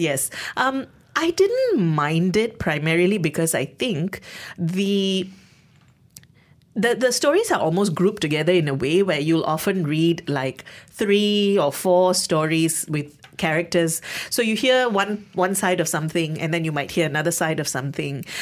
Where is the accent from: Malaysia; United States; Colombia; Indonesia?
Malaysia; as a Malaysian, as someone who, um, has some of these lived experiences